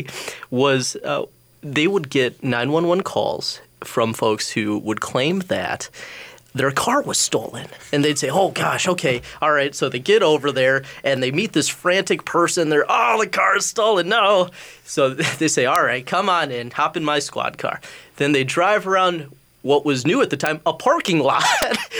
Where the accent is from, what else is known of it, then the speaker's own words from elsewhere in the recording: Edina, Minnesota, United States; I grew up in Edina, and my grandma, I'm third generation Edina resident